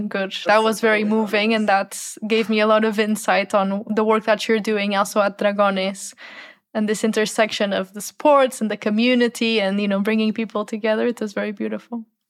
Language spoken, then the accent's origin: English; Portugal; I come from Portugal where there's a big culture of soccer